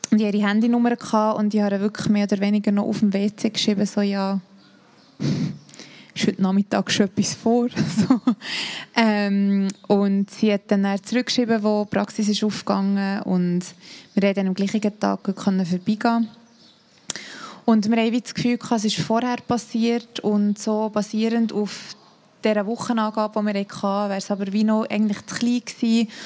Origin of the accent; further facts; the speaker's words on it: Thun, Bern, Switzerland; also ich komme aus Thun und vielleicht dort wäre es schon ein bisschen anders als in Zürich.